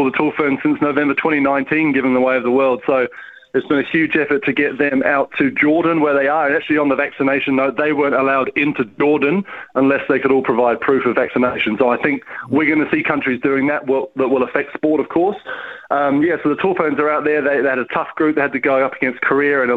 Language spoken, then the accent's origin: English; Wales, United Kingdom; now in New Zealand; I grew up in Wales, you know, with a Welsh father